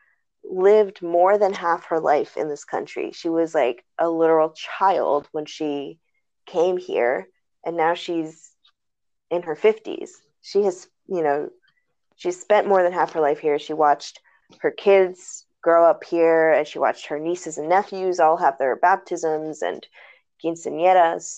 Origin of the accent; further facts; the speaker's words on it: United States; I grew up and lived here. I was born here